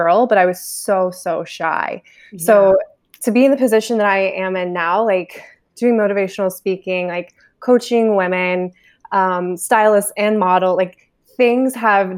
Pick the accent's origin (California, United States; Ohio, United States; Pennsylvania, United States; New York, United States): Ohio, United States; now in Los Angeles, United States; I'm originally from Ohio, but from a very, very small town